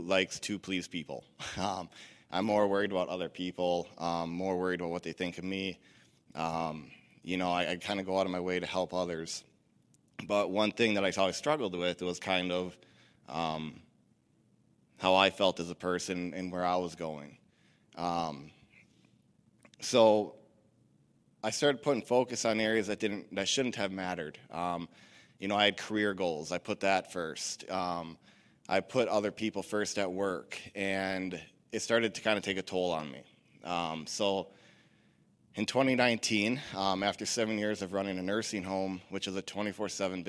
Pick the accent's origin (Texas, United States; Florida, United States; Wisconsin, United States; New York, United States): Wisconsin, United States; Stratford; also born or lived in Rice Lake, Wisconsin; I'm originally from Stratford, Wisconsin. I grew up going to a church here in Stratford off and on as a kid with my family